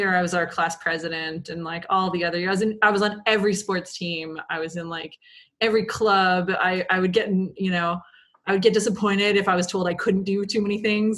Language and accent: English; Point Edward, Ontario, Canada; now in Toronto, Canada; I'm from a small town called Point Edward, Ontario, which is near Sarnia.